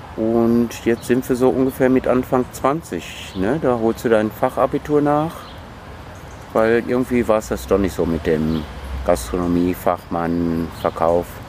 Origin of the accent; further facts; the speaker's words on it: North Rhine-Westphalia, Germany; Ich bin ja Westfale